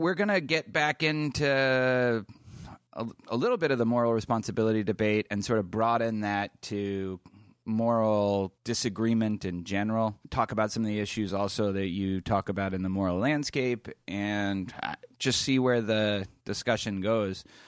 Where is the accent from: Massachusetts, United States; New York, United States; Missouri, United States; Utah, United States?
Massachusetts, United States; Boston; I'm from Boston